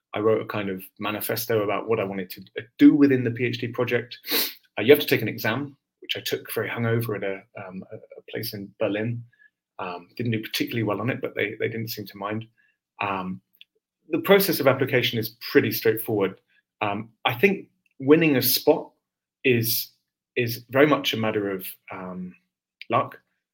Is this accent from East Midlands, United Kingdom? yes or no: no; London, United Kingdom; now in San Diego, United States; You can probably hear from my accent, I'm not a Californian natively. I came here from London, England, and I won't be here much longer.